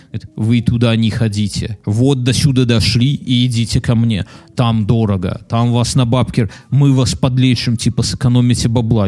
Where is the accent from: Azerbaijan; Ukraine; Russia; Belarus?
Belarus; Мы же белорусы